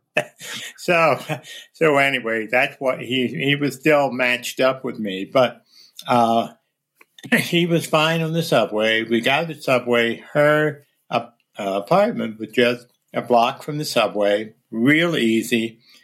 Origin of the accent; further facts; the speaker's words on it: near suburbs of Philadelphia, Pennsylvania, United States; moved away; near my hometown